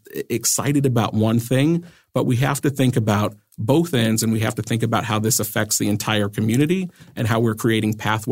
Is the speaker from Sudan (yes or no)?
no; Massachusetts, United States; I grew up in Western Massachusetts, in a poor neighborhood. Both of my parents were 16 years old when I was born.